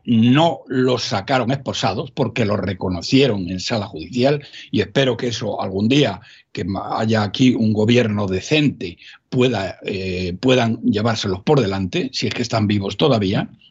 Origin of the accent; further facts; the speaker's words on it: Salamanca, Castile and León, Spain; desde mi tierra, Castilla-León, yo soy de Salamanca